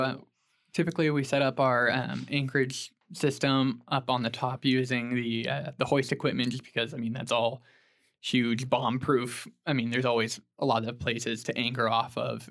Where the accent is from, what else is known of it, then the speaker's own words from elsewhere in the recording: Stillwater, Oklahoma, United States; I'm from Stillwater, Oklahoma originally. Grew up there